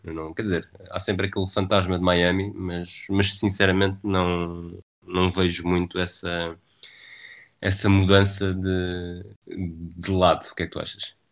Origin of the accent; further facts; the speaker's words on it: Lisbon, Portugal; eu sou de, sou de Lisboa.